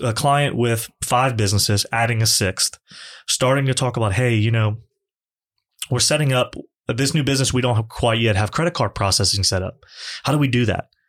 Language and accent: English; Lafayette, Louisiana, United States; born or raised there; also born or lived in Morgan City, Louisiana / Baton Rouge, Louisiana